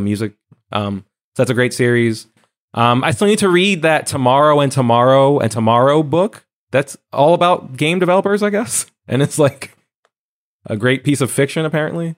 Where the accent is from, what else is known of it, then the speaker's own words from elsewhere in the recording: New Jersey, United States; now in New York, United States; my hometown library